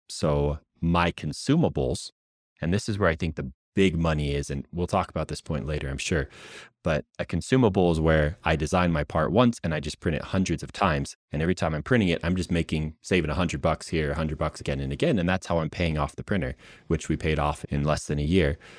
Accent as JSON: {"language": "English", "country": "United States", "tie": "born or raised there", "also_born_or_lived": "West Coast", "moved": "as an adult", "lives_now": "Utah, United States", "said": "before I moved out to Utah, I was out where I grew up in Washington, in Oregon"}